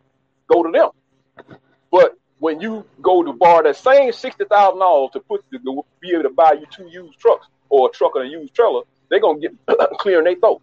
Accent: United States; I was raised in America, born in America

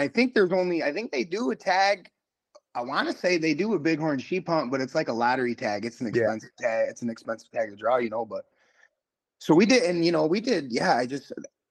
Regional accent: Kent City, Michigan, United States; now in Muskegon, United States; So, you know, like you said … I'm originally from Kent City. I live out here in Muskegon now.

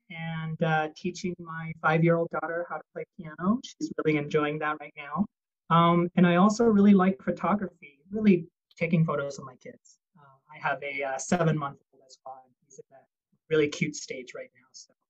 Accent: Vancouver, British Columbia, Canada; moved away as an adult; also born or lived in Taiwan / North Carolina / Stanford, California; now in United States; I was born in Taiwan, and I grew up in Vancouver, British Columbia, Canada. Came to the United States for college, and then has been here ever since.

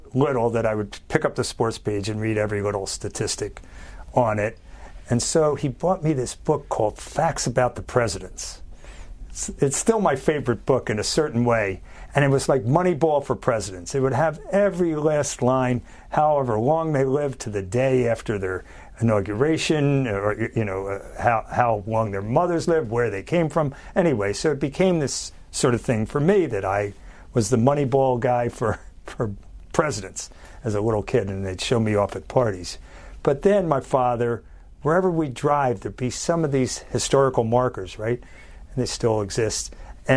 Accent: Philadelphia, Pennsylvania, United States; I was born in Philly

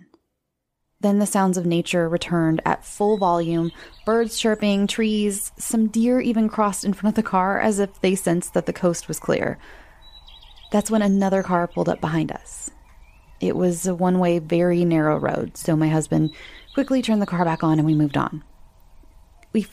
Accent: Southern California, United States; I'm from Southern California

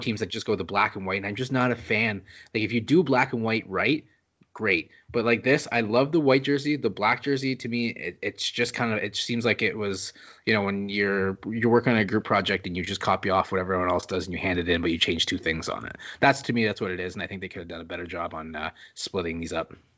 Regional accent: Canada; I am French Canadian

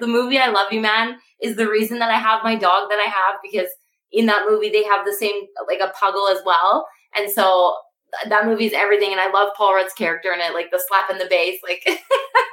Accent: Canada; I am from Canada

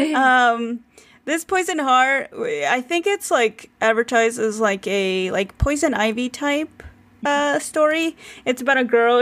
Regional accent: United States; as an American reader

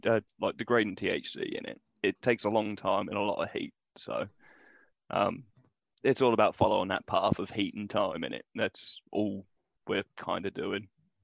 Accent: United Kingdom; we're British, man. We're mild.

